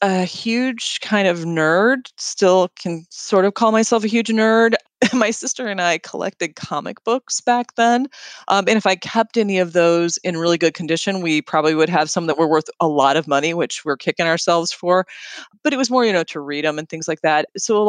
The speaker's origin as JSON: {"language": "English", "region": "Indiana", "country": "United States", "tie": "born or raised there", "also_born_or_lived": "Florida / Chicago", "said": "So my mom's hometown was in Indiana. That's kind of where we landed at the end, where I graduated from high school and went to college, things like that. So I guess I'm from Indiana."}